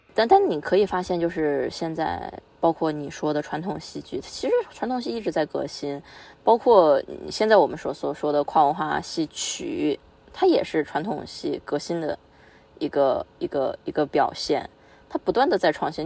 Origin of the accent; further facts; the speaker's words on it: Chongqing, China; 就以我们俩 来的地方来说，重庆